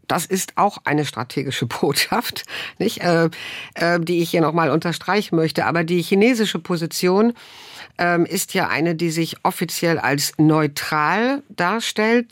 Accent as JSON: {"language": "German", "country": "Germany", "said": "wir als Deutsche"}